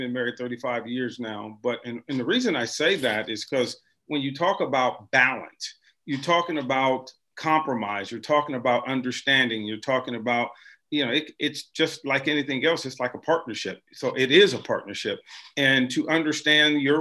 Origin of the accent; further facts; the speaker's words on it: Cleveland, Ohio, United States; now in Cincinnati, United States; I'm from Cleveland.